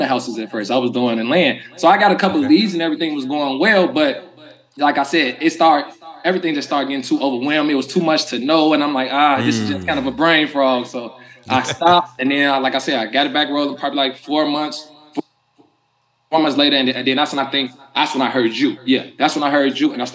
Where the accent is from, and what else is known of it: Chicago, Illinois, United States; born or raised there